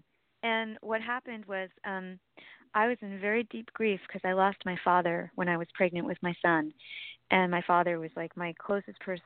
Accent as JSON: {"language": "English", "town": "San Francisco", "region": "California", "country": "United States", "tie": "born or raised there", "also_born_or_lived": "Sierra foothills, California", "said": "I was raised in San Francisco, and I've spent most of my life in San Francisco"}